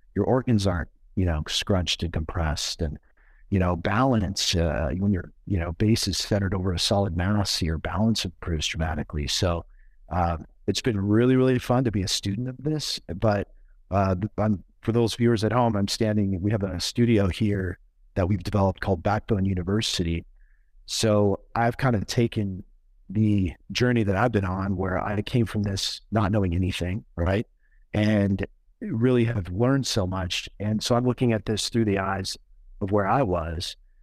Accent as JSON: {"language": "English", "region": "Oregon", "country": "United States", "tie": "born or raised there", "moved": "yes", "lives_now": "Colorado, United States", "said": "so I grew up in Oregon"}